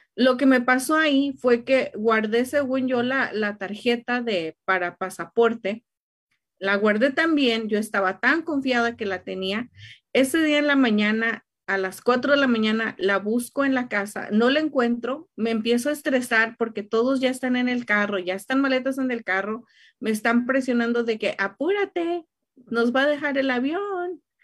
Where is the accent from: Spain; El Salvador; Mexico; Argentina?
Mexico; now in Riverside, United States; soy mexicana